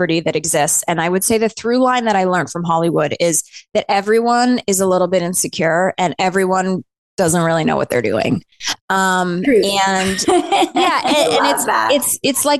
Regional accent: Northern Canada, Canada; moved away as an adult; also born or lived in New York City, United States; now in Los Angeles, United States; I grew up in Northern Canada and I was a ballerina growing up. When I was 18, I moved to New York

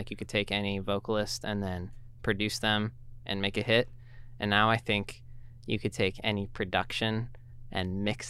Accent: Northern California, United States; moved away as an adult; now in Tacoma, United States; we actually both came to UPS from California. Stella's from Southern California. I'm from Northern California.

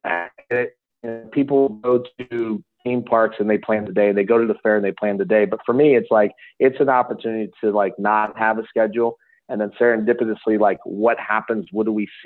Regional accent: Lowellville, Ohio, United States; I grew up in Lowellville

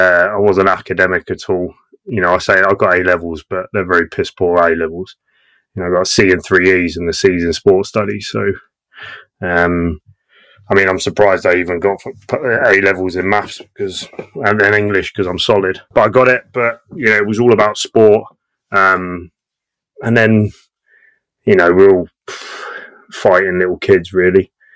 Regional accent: Australia; also born or lived in Portsmouth; And then I grew up in Australia, and it was like complete contrast.

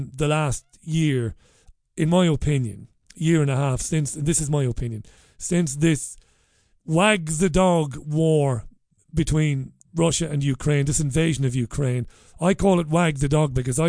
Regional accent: Waterford, Munster, Ireland; now in Salford, United Kingdom; I grew up in Ballybeg in Waterford in the 80s when poverty was real

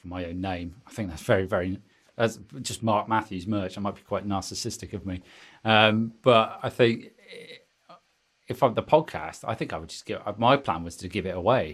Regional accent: Taunton, South West England, United Kingdom; Taunton. I tell a lie. My hometown

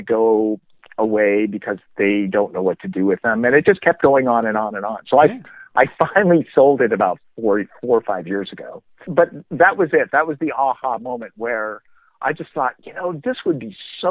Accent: Minnesota, United States; I grew up in Minnesota

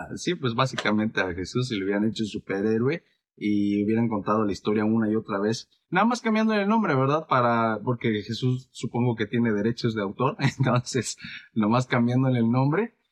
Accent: Mexico; soy mexicano

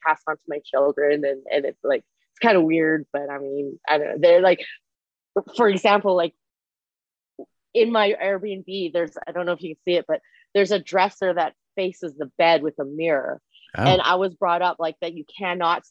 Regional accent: Canada; first language Mandarin Chinese; English is a second language; now in United States; I am Chinese, but I was born and raised in Canada before I moved to the States.

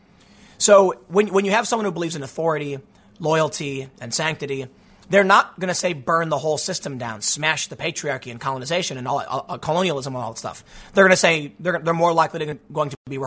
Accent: Chicago, Illinois, United States; growing up on the South Side

